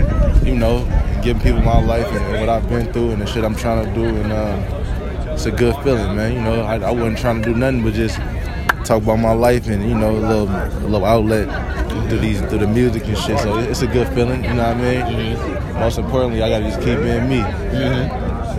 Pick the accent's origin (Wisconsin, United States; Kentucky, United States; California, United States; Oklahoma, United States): California, United States; San Francisco; I'm from the Bay, Frisco.